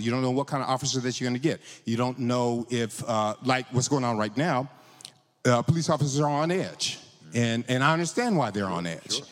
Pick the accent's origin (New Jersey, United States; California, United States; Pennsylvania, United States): California, United States; I grew up in California